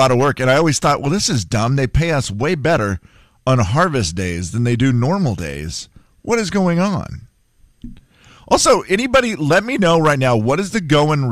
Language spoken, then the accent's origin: English; Harrington, Washington, United States; moved away; my hometown, Harrington, Washington